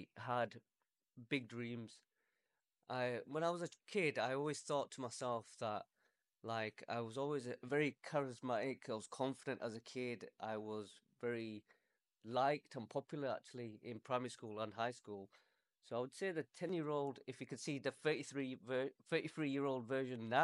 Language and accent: English; Leeds, Yorkshire and the Humber, United Kingdom; I'm from Leeds.